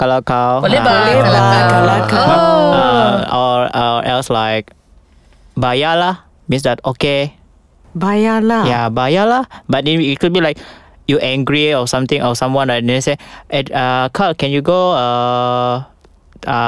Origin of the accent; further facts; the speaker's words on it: Papar, Sabah, Malaysia; accent: Sabahan; moved away as an adult; also born or lived in Australia; now in Kuala Lumpur, Malaysia; I'm from Papa